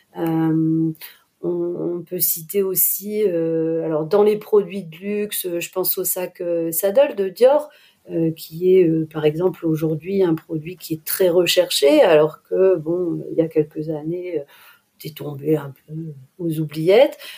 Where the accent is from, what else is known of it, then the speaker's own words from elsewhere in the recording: Lille, Hauts-de-France, France; je suis lilloise.